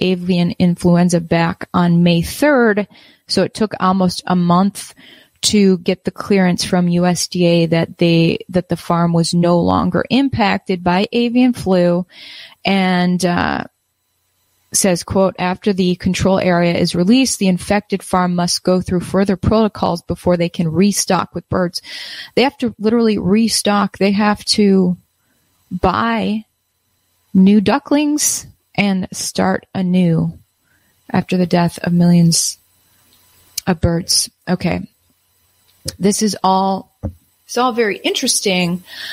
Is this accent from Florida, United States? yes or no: no; Wisconsin, United States; moved away; also born or lived in Minneapolis; I used to own chickens growing up in Wisconsin